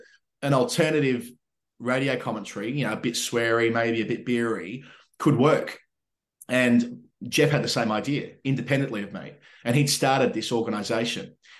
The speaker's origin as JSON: {"language": "English", "town": "Melbourne", "region": "Victoria", "country": "Australia", "tie": "born or raised there", "said": "I actually bought a house back in the suburb where I grew up, the street where I grew up in Endeavour Hills in Melbourne"}